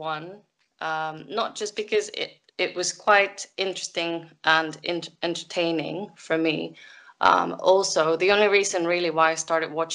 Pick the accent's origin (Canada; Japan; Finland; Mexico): Mexico; moved away; I'm from Mexico